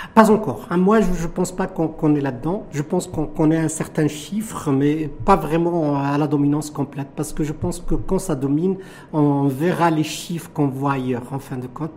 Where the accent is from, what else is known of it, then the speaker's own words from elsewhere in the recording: Morocco; chez nous au Maroc